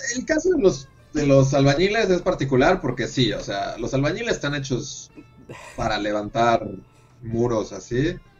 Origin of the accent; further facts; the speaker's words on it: Mexico; en México